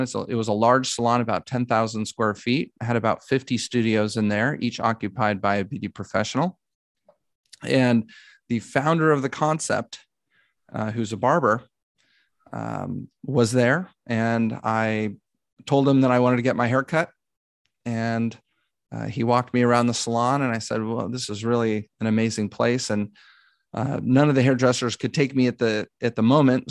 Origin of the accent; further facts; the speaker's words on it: Dallas, Texas, United States; moved away as an adult; now in Los Angeles, United States; I'm from Dallas, Texas, and grew up there